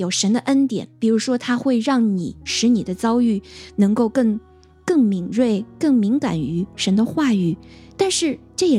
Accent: China; 因为我们中国人不说嘛，就是人之将死，其言也善

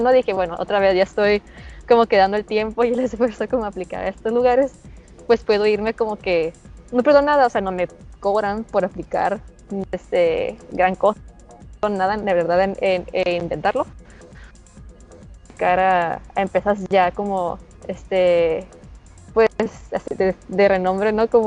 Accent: Mexicali, Baja California, Mexico; Soy de Mexicali, Baja California.

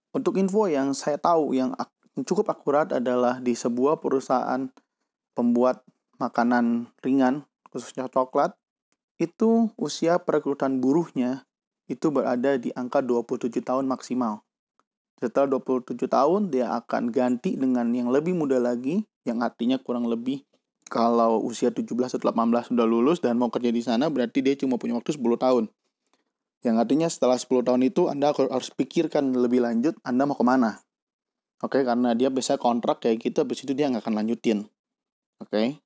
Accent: Bandung, West Java, Indonesia; Saya akan nggak akan berbicara secara nasional karena saya dari kota Bandung dan ini apa yang saya lihat di depan mata saya.

